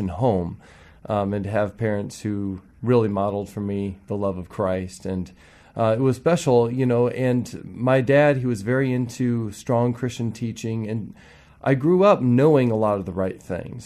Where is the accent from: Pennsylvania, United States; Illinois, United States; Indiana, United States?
Indiana, United States; South Bend; also born or lived in Wilmore, Kentucky; I grew up in South Bend, Indiana.